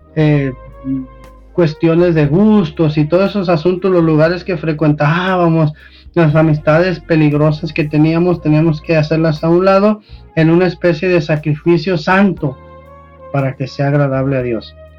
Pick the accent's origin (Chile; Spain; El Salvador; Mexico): Mexico; nosotros como mexicanos, nosotros en esta cultura